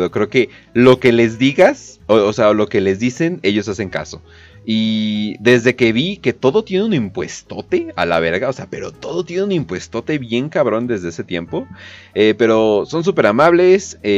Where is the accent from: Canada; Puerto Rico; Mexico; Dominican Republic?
Canada; Eh, de Canadá.